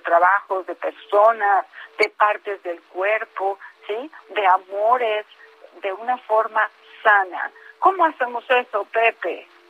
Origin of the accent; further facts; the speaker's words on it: Mexico; Como mexicanos